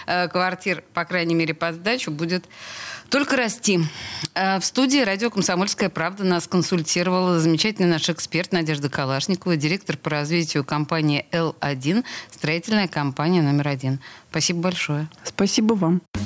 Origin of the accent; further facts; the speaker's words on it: Saint Petersburg, Russia; петербурженка в пятом колене